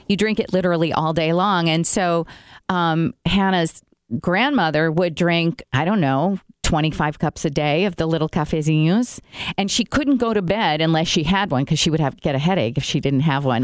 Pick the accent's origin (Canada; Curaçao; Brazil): Brazil; now in United States; I grew up in Brazil